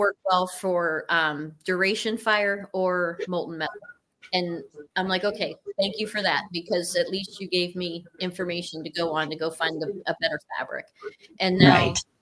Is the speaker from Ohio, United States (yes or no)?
yes; Cortland, Ohio, United States; born or raised there